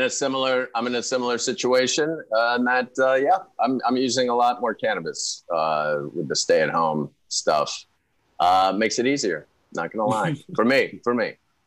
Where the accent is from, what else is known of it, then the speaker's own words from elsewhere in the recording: Pittsburgh, Pennsylvania, United States; Pittsburgh has terrible weed. That's where I'm from.